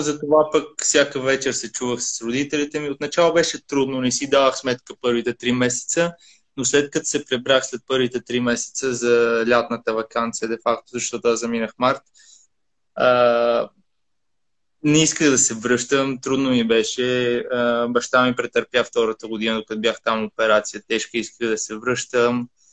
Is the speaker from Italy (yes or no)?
yes; Italy; moved away as an adult; also born or lived in Sofia, Bulgaria; now in Bulgaria; съм израснал в Италия